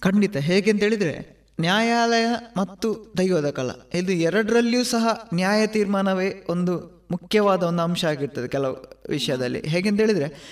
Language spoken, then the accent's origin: Kannada; Tulu Nadu, India; ನಾವು ತುಳುವರು